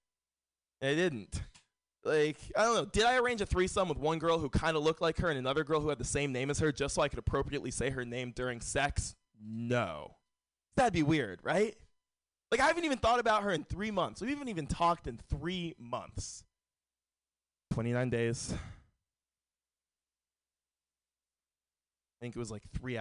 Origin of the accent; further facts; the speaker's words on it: San Francisco, California, United States; Born and raised in San Francisco.